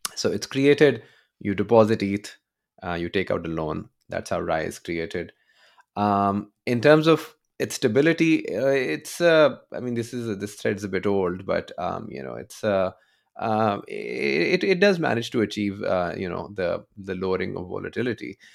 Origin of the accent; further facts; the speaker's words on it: Pakistan; I'm, I'm from Pakistan, born and raised